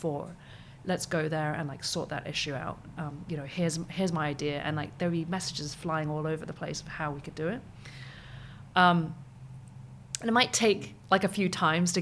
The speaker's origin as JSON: {"language": "English", "country": "Hong Kong", "also_born_or_lived": "United Kingdom", "said": "I come from Hong Kong"}